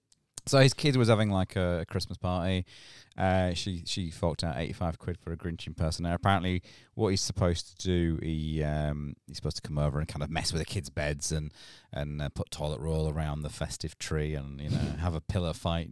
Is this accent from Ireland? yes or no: yes; Ireland; Yeah, I'm fucking Irish, yes.